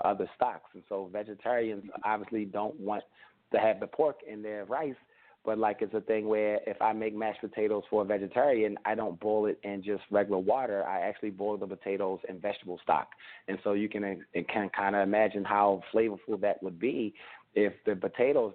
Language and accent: English; Baltimore, Maryland, United States; my program initially launched in Baltimore City, my hometown